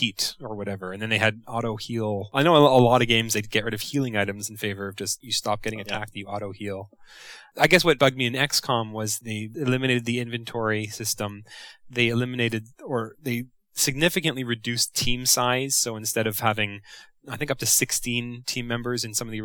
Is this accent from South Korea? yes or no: no; Canada; as a Canadian